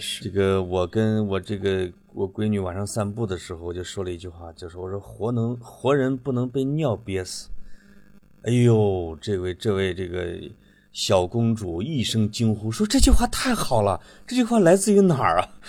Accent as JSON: {"language": "Chinese", "region": "Henan", "country": "China", "accent": "Henan dialect", "said": "在我们河南话呢"}